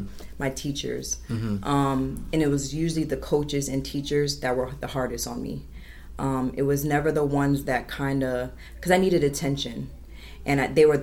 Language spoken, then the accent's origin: English; Miramar, Florida, United States; also born or lived in Trenton, New Jersey; And then when I turned 7 years old, we relocated to Miramar, Florida, which is in Broward.